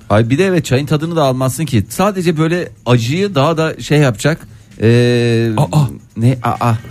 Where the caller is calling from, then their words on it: Istanbul, Turkey; ben İstanbul'dan.